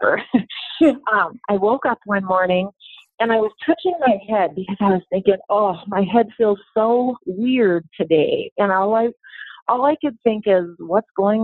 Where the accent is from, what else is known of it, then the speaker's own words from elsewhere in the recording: North Dakota, United States; I was raised in North Dakota. We had a small grain farm.